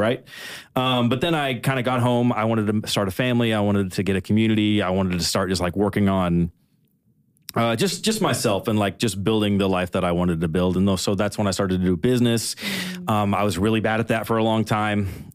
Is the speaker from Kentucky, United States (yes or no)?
yes; Kentucky, United States; now in Nashville, United States; originally I'm from Kentucky. I've been living in Nashville for, like, on and off for, like, nine years now